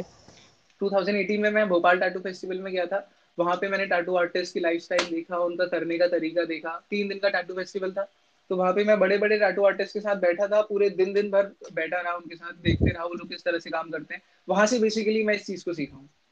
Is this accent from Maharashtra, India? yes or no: no; Bhowali, Uttarakhand, India; moved away as an adult; also born or lived in Bhimtal; now in Lucknow, India; my home town is in Bhowali Nainital